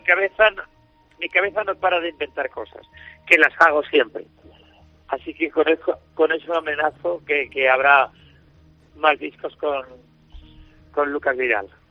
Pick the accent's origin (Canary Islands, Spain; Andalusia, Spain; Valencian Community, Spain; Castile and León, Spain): Andalusia, Spain; soy andaluz